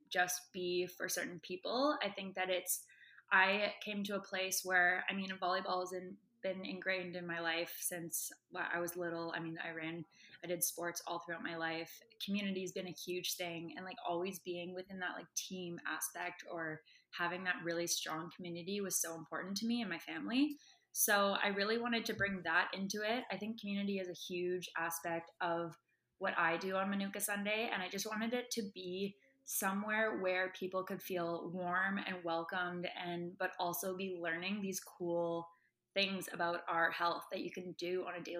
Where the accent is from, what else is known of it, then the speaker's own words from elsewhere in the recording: Vancouver, British Columbia, Canada; moved away as an adult; now in Toronto, Canada; I am from Vancouver. I came to Toronto for university with a volleyball scholarship.